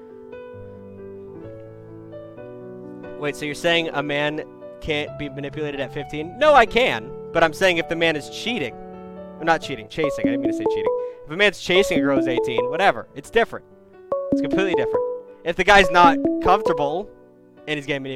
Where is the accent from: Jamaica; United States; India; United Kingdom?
United States; I'm American